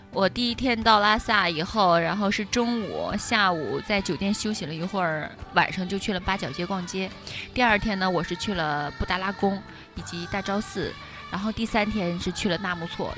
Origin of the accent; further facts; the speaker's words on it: China; 我说内地